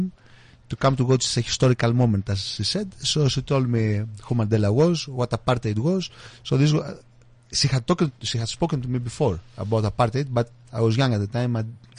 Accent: Greece; English is a second language; moved away as an adult; now in England, United Kingdom

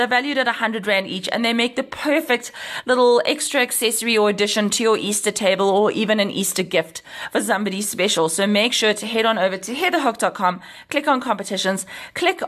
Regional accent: South Africa; our nation

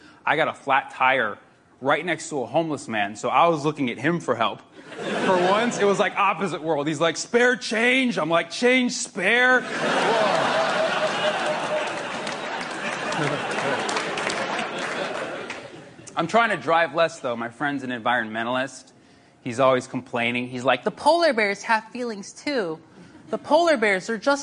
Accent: San Francisco, California, United States; I'm from San Francisco

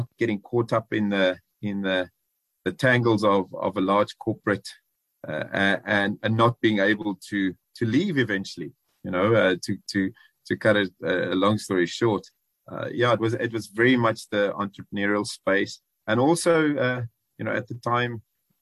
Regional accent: George, Western Cape, South Africa; also born or lived in Johannesburg; I grew up in George, so a small town boy

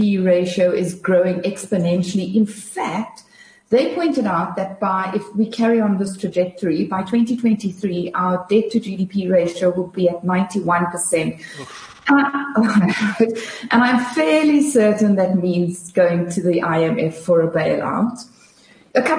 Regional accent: South Africa; As a South African investor

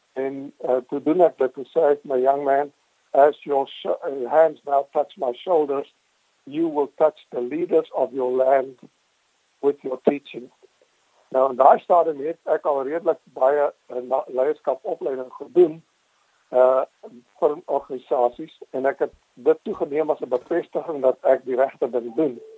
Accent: Transvaal / Pretoria, Gauteng, South Africa; moved away as an adult; also born or lived in Boksburg / Northern Bushveld / Grasmere; now in Somerset West, South Africa; Ek is in Boksburg gebore. Uh, ek was so 1 jaar oud toe trek uh, my ouers daar na die verre Noord-Afrikaans

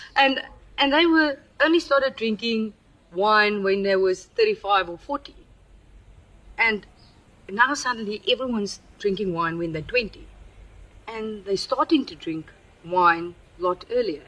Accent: Paarl, Western Cape, South Africa; also born or lived in Upington; I grew up in Paul. I was born in Uppington

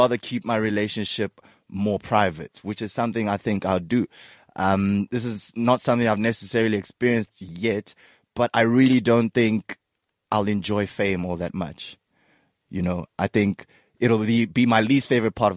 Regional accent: South Africa

